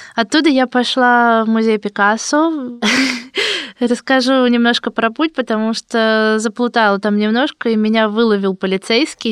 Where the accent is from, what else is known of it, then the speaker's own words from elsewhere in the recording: Moscow, Russia; я из России